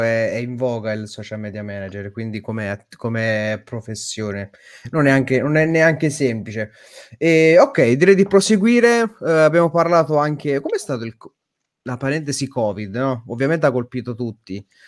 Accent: Naples, Campania, Italy; Io sono napoletano, io sono... rimango napoletano

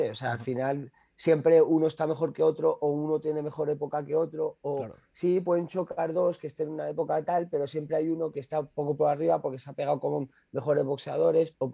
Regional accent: Spain; yo me considero hispano-marroquí, pero yo, yo, yo España al final es todo lo que, al final todo lo que soy, todo lo que, lo que tengo aquí, ¿no?

